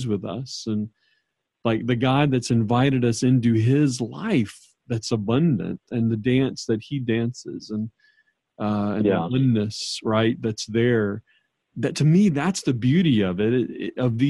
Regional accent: New Orleans, Louisiana, United States; I grew up in New Orleans

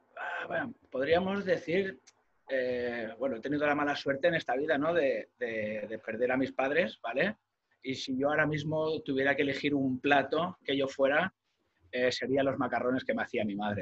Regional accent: Molins de Rei, Catalonia, Spain; mi pueblo, ¿no? De, de Molins de Rey

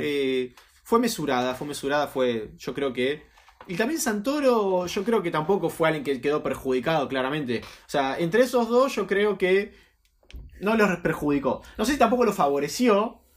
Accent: Mar del Plata, Buenos Aires Province, Argentina; nosotros somos Mar de Plata

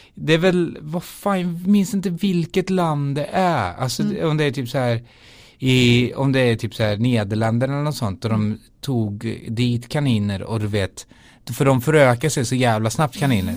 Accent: Skara, Västra Götaland, Sweden; moved away as an adult; also born or lived in London; spelade jag liksom i olika band i Skara där jag är ifrån

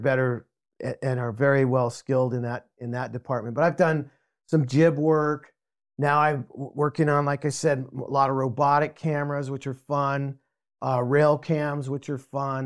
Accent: Albuquerque, New Mexico, United States; moved away as an adult; now in San Diego, United States; I grew up in Albuquerque, New Mexico.

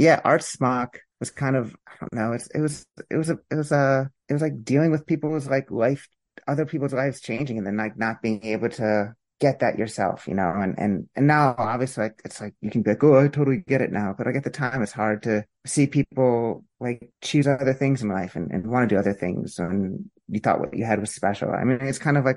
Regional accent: Pennsylvania, United States; now in Princeton, United States; I'm from Pennsylvania.

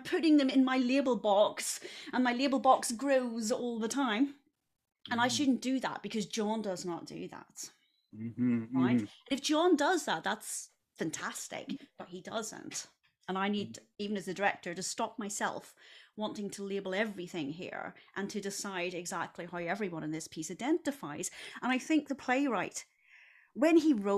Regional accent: Northern Ireland, United Kingdom; now in United States; I'm from Northern Ireland

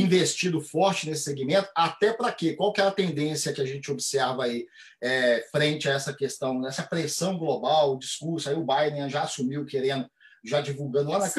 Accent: Minas Gerais, Brazil; eu sou de Minas Gerais, sou mineiro.

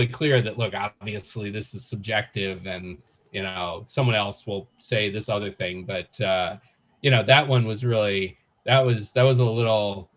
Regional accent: Nashville, Tennessee, United States; I grew up in Nashville

